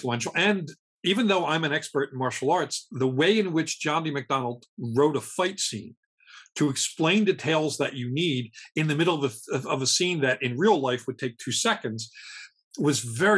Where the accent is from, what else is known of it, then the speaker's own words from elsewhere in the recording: Scotland, United Kingdom; I'm Scottish.